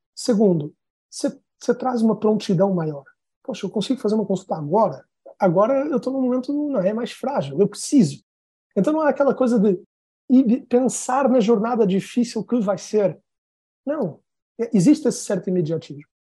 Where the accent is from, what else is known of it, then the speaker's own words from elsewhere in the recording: Portugal; moved away as an adult; also born or lived in São Paulo, Brazil / New York, United States; now in Brazil; eu sou português, eu estou no Brasil há uns 10 anos